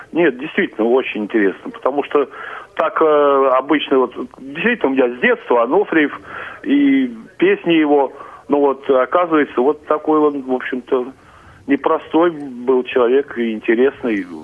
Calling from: Saint Petersburg, Russia; Добрый день. Я из Петербурга.

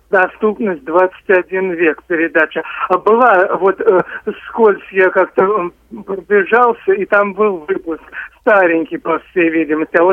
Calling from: Moscow Oblast, Russia; я приветствую вас … … из Подмосковья.

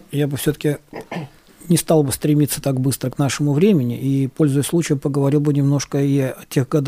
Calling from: Dagestan, Russia; звонил я к вам из Дагестана.

